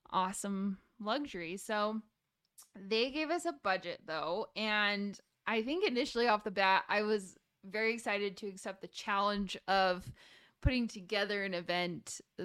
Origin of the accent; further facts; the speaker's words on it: Salt Lake City, Utah, United States; and raised from Salt Lake City, Utah.